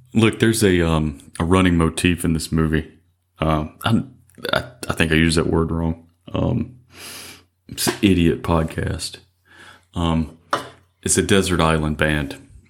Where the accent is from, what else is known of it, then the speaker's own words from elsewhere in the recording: Mississippi, United States; I was born and raised in Mississippi.